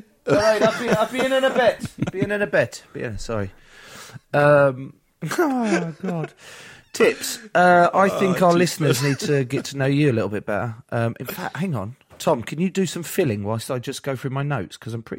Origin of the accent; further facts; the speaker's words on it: Trebanos, Wales, United Kingdom; Yeah, I'm from Trabanos.